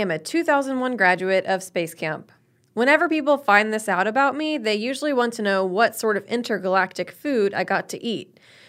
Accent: Alabama, United States; Huntsville, Alabama, my home state.

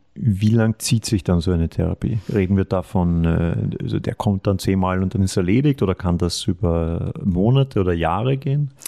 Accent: Austria; die ich oft als Österreicher gestellt bekomme

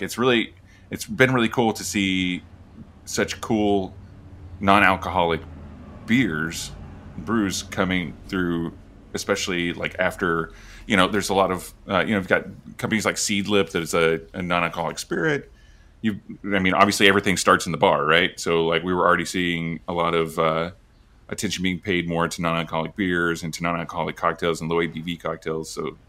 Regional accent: Oklahoma, United States; I'm originally from Oklahoma, and we would just road trip from there, you know, once or twice a year.

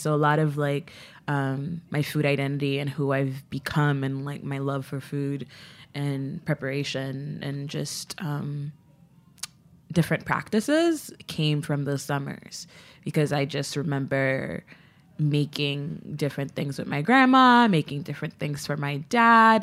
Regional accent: Port-au-Prince, Ouest, Haiti; moved away; I was born in Port-au-Prince, um, so, like, my dad wa, worked in America, but I was born in Haiti, so I had, like, I'm a U S, U S citizen with, like, a birth abroad. Um, but I grew up there

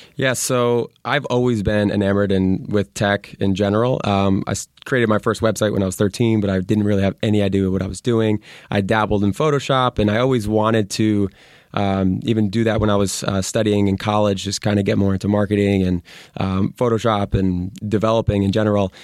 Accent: Connecticut, United States; moved away as an adult; now in Santa Monica, United States; I'm originally from Connecticut

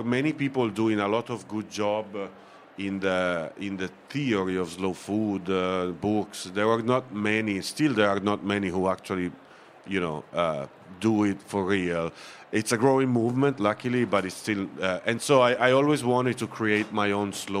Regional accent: Bra, Piedmont, Italy; English is a second language; moved away as an adult; now in Oakland, United States; I was born and raised in Bra, which is the town where the slow food main offices are

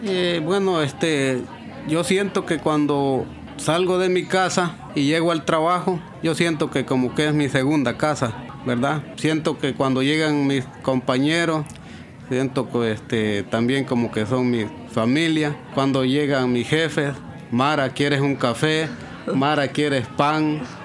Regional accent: El Salvador; moved away as an adult; now in United States; nosotros en El Salvador

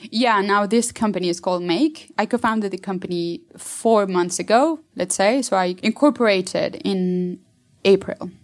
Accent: Mexico City, Mexico; I'm from Mexico City

